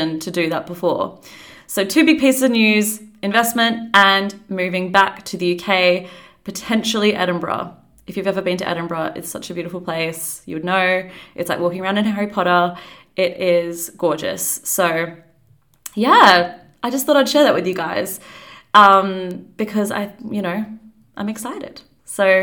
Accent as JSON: {"language": "English", "town": "Perth", "region": "Western Australia", "country": "Australia", "tie": "born or raised there", "also_born_or_lived": "New Zealand / London, United Kingdom", "moved": "as an adult", "lives_now": "Perth, Australia", "said": "I am from Australia. I was born in New Zealand, actually, but I grew up in Australia."}